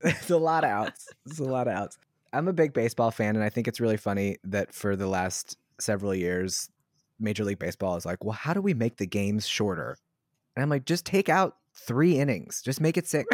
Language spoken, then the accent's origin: English; Southern Maryland, United States; I'm from Southern Maryland